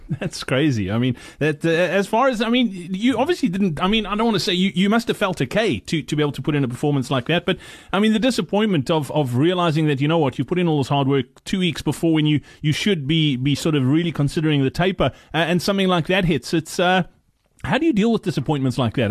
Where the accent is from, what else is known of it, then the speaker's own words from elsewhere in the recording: Virginia, Free State, South Africa; I grew up in the Free State as well. Funnily enough, uh, in in, really? a, in, a, little town called Virginia